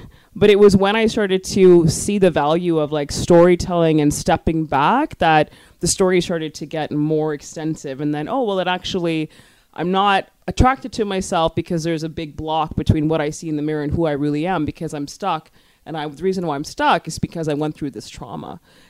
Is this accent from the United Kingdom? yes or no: no; Scarborough, Ontario, Canada; born or raised there